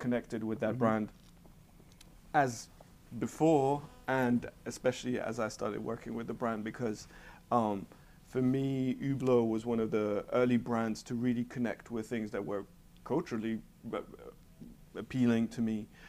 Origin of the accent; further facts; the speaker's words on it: Switzerland; moved away; growing up in Switzerland and in Europe in particular